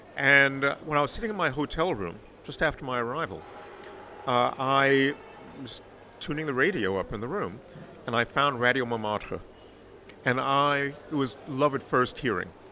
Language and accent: English; New York City, New York, United States; moved away as an adult; also born or lived in Harlem, New York City / Paris, France; now in Bordeaux, France; I was born in Harlem, but when I was five, we moved to the Bronx, the South Bronx